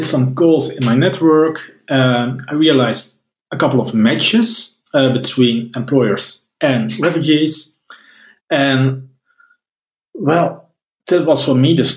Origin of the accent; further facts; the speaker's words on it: Netherlands; I'm from the Netherlands